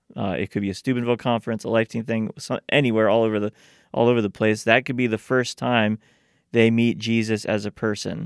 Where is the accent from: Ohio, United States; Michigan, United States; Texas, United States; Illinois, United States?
Ohio, United States; Steubenville; I grew up in Steubenville